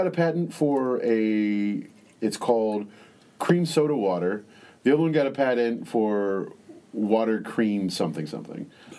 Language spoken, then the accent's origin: English; Texas, United States; now in Chicago, United States; Growing up in Texas